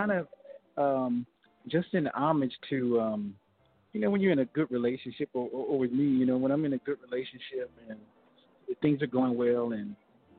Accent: Fort Worth, Texas, United States; also born or lived in Los Angeles, California; I'm from Fort Worth, Texas

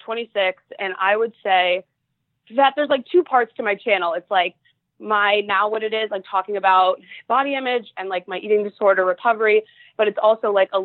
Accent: Ohio, United States; moved away as an adult; now in Los Angeles, United States; I am from Ohio and my family lives there

